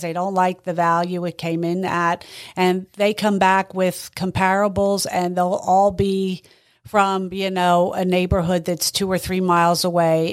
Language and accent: English; Boyertown, Pennsylvania, United States; I grew up in the Valley Boyer town